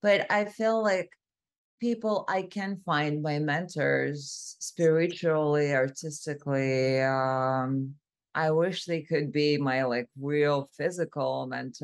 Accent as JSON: {"language": "English", "region": "Moscow", "country": "Russia", "also_born_or_lived": "San Francisco", "moved": "as an adult", "lives_now": "Los Angeles, United States", "said": "I'm originally from Moscow, Russia, and I moved to the U.S. 6.5 years ago."}